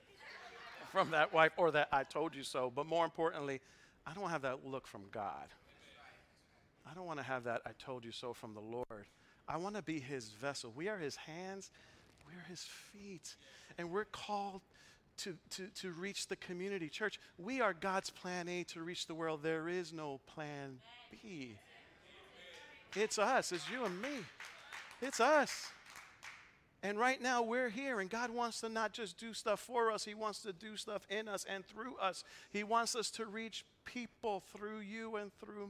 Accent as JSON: {"language": "English", "town": "New York City", "region": "New York", "country": "United States", "tie": "born or raised there", "also_born_or_lived": "Boston, Massachusetts", "moved": "as an adult", "said": "I was born and raised in the Bronx."}